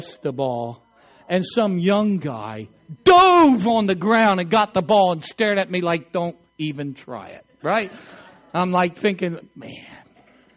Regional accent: Eastern Shore of Maryland, United States; I grew up in the Eastern Shore of Maryland

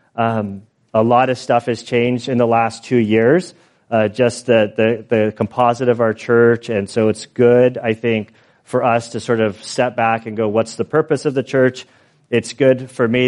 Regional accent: San Diego, California, United States; now in Valley Center, United States; I grew up kind of in San Diego.

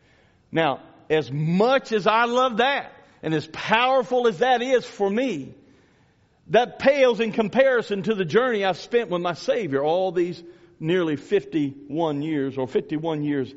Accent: Louisiana, United States; moved away; I grew up in Louisiana

